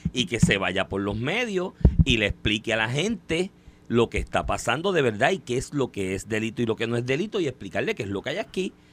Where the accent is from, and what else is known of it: Puerto Rico